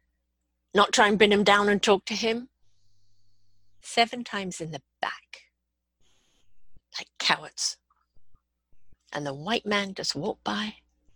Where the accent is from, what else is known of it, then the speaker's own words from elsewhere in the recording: Canada; I'm Canadian